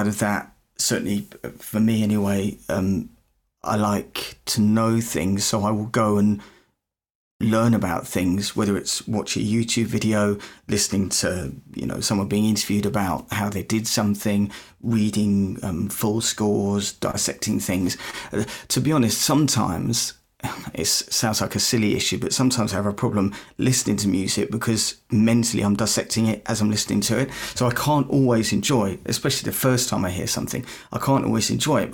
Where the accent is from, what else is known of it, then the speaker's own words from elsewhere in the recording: United Kingdom; probably can tell by the accent, I'm not from Canada, not from America, I'm from the UK